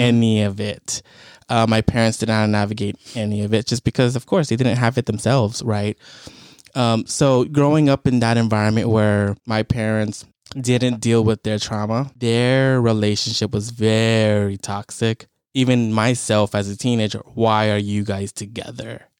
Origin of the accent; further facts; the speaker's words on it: United States; being Cambodian American